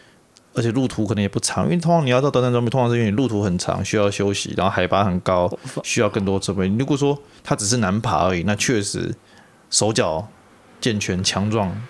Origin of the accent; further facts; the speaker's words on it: Taipei, Taiwan; 我台北人，我最懂了。